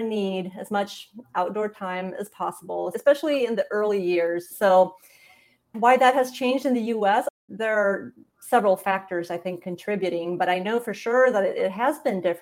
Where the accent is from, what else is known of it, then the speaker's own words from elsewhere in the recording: Sweden; moved away as an adult; also born or lived in Montana / Indiana; I grew up in Sweden